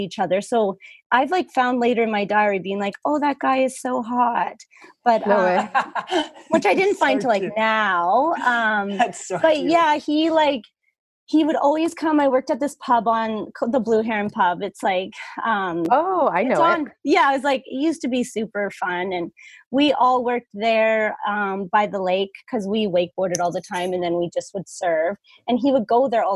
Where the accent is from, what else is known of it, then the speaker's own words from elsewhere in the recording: Vernon, British Columbia, Canada; Yeah. Yeah. Born and raised